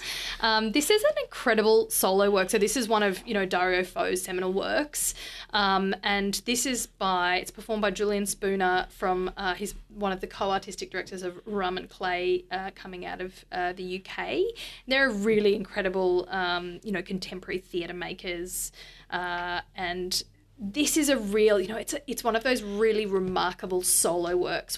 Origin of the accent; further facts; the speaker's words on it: Bundaberg, Queensland, Australia; moved away; I'm from Bundaberg